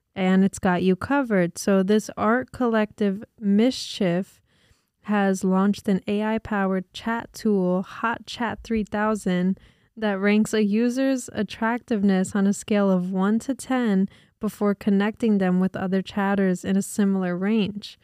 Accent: New Jersey, United States; we're from Jersey

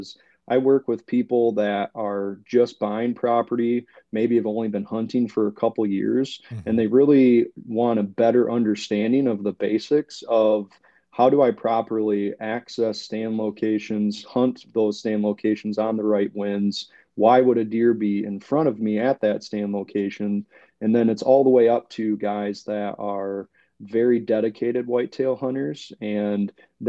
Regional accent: Michigan, United States; moved away as an adult; now in Ohio, United States; I actually was born and raised in the northern lower peninsula of Michigan, and spent most of my life there. grew up, college, everything up there. And then a couple of years ago, my wife and I actually moved down to Ohio.

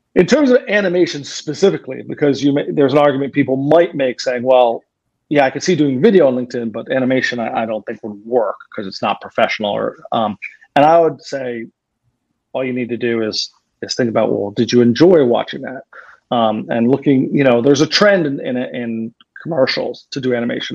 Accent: Philadelphia, Pennsylvania, United States; I'm from Philadelphia

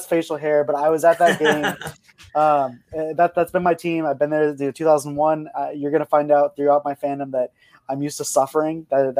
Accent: Arizona, United States; moved away; But I'm originally from Arizona, so I do not like the Giants because I'm a Diamondbacks fan.

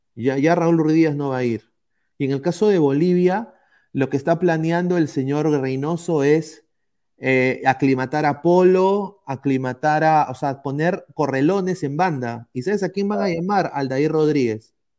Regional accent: Peru; como peruano

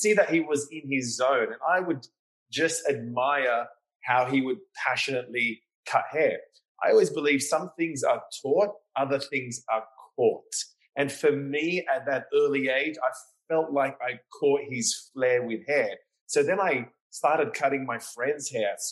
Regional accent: Sydney, New South Wales, Australia; moved away as an adult; also born or lived in London / New York; now in Miami, United States; I was born and raised in Sydney, Australia

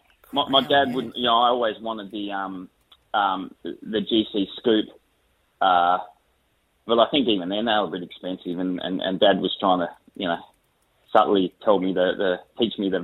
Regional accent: Perth, Western Australia, Australia; also born or lived in New South Wales; we moved when I was 3 to Perth, and I grew up in Perth

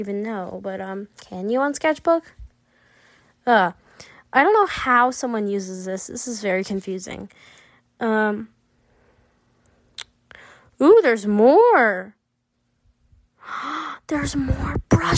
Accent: United States; I'm from America, and I've lived in America my whole life

